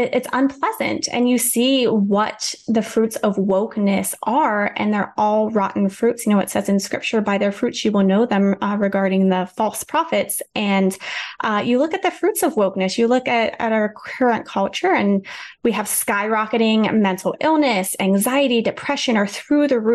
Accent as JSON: {"language": "English", "region": "Central Pennsylvania", "country": "United States", "tie": "born or raised there", "also_born_or_lived": "Idaho", "moved": "as an adult", "said": "Central Pennsylvania, my hometown"}